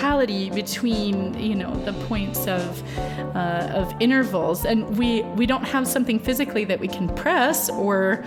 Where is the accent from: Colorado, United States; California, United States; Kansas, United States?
Kansas, United States; Kansas City; moved away; also born or lived in Phoenix, Arizona; I was born and raised in outside of Kansas City, Kansas, and then my family moved to the Phoenix area, and that's where I went to high school.